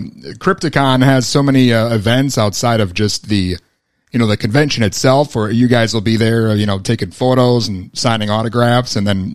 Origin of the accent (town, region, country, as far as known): Minnesota, United States